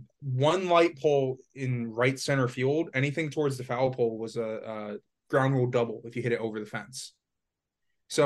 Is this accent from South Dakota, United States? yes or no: no; Florida, United States; moved away as an adult; also born or lived in upstate New York; I'm from Florida.